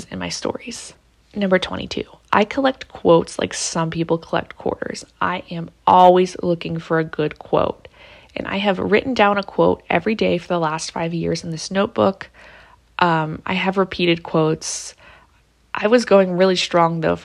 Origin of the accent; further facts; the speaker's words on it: Pittsburgh, Pennsylvania, United States; I'm from Pittsburgh